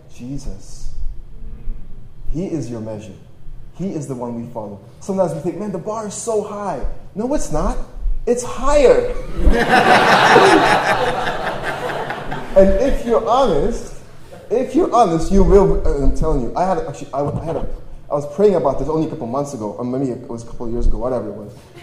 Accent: Toronto, Ontario, Canada; also born or lived in Poland / Austria; I was born in Poland. When I was 6 years old, my family escaped and moved to Austria for a few months, and then we moved to Toronto, Canada, and that's where I grew up.

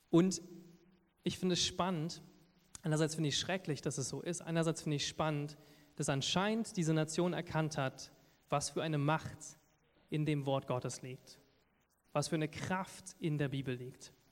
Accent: Lower Saxony, Germany; accent: Berlin accent; now in Berlin, Germany; weil ich komme ja aus Niedersachsen, wo man das Hochdeutsch spricht. Ich habe schon langsam so ein bisschen berlinerischen Akzent, merke ich hier und da.

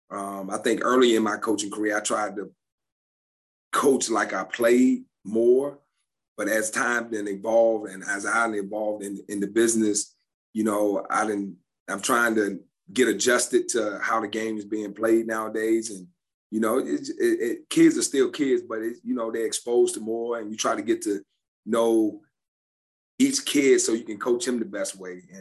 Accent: Forest, Virginia, United States; I'm from Forest, Virginia. Forest. So Forest. I, yeah, I, I, know my people back home, so I know they would be all over me if I didn't recognize our hometown. We are very close to Lynchburg.

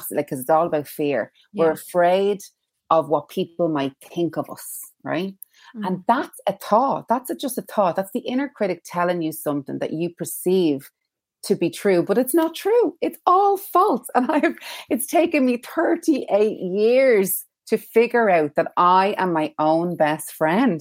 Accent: Dublin, Leinster, Ireland; now in Kilcullen? (Wilkinstown), Ireland; I'm from Tala. I'm a Talafornian. And I live in Wilkinstown now, but very proud of my Talafornian roots.

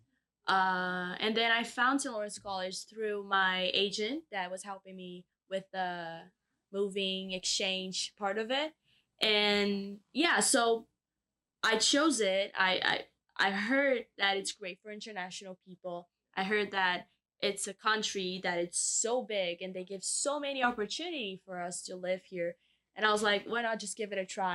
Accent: Brazil; moved away as an adult; now in Kingston, Canada; my hometown in Brazil

